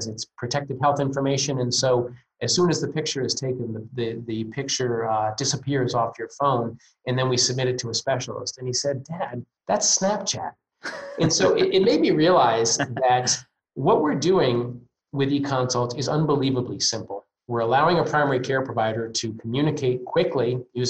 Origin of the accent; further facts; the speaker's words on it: Northeast, United States; I'm from the Northeast.